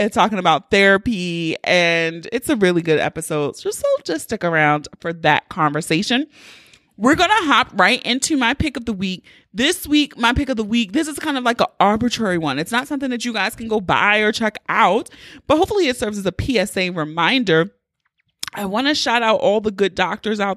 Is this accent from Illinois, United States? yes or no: no; Baltimore, Maryland, United States; accent: Baltimore; my Baltimore accent was really thick